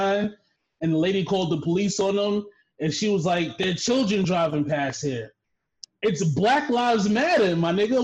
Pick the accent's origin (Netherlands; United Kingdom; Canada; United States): United States; New York City, New York; moved away; I'm from the Bronx.